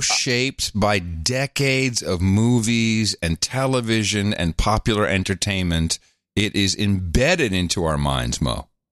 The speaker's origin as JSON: {"language": "English", "country": "Netherlands", "tie": "born or raised there", "also_born_or_lived": "New Jersey / Belgium / United Kingdom", "moved": "yes", "said": "I grew up in uh, a socialist country. I grew up in the Netherlands."}